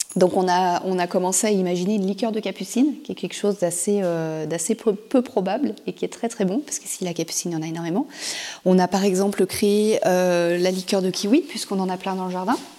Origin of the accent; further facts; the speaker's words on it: Auvergne-Rhône-Alpes, France; moved away as an adult; now in Cap Sizun, France; nous on est originaire de Rhône-Alpes